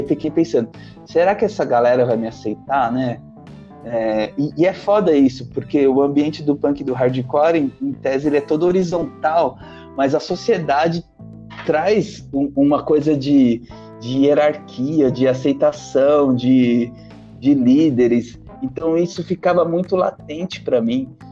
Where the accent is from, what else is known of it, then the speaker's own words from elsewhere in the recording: São Paulo, Brazil; Eu sou do, do Jabaquara, da Zona Sul